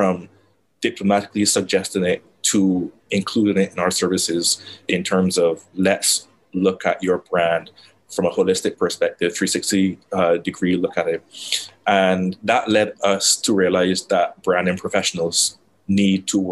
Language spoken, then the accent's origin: English; Barbados; moved away as an adult; also born or lived in Trinidad and Tobago; I'm from Barbados. I am, yes, sunny Barbados.